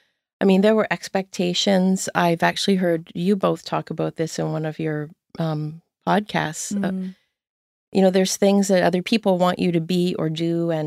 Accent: Windsor, Ontario, Canada; moved away as an adult; now in Nova Scotia, Canada; Yeah, I grew up in Windsor, Ontario. Oh. I always have to say Ontario here in Nova Scotia because people think it's Windsor, Nova Scotia. Right. Yeah. I left when I was 23.

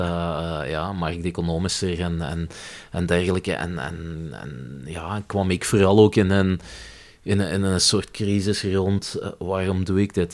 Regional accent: Limburg, Flanders, Belgium; moved away as an adult; also born or lived in Leuven; Ik ben opgegroeid in Limburg

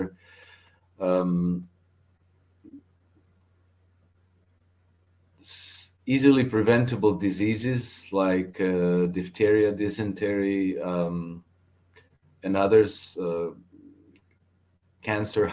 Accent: Croatia; former Yugoslavia, I'm from Croatia, but Croatia used to be part of former Yugoslavia

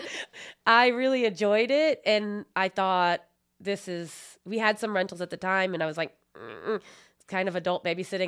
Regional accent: Philadelphia, Pennsylvania, United States; moved away as an adult; now in Indiana, United States; I'm originally from Philadelphia area

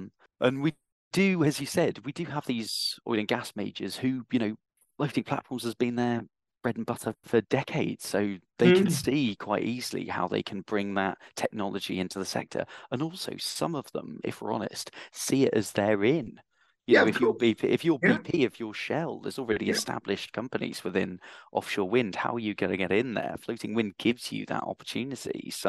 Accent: Durham, North East England, United Kingdom; now in London, United Kingdom; I may not sound it because I've been into London too long, but yeah, I am originally from Durham.

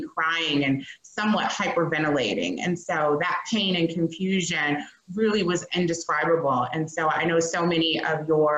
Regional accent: Chicago, Illinois, United States; I am based here in Chicago, born and raised

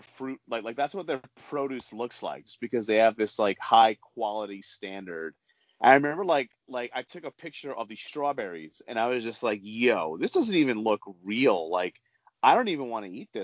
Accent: New York, United States; so I grew up in New York

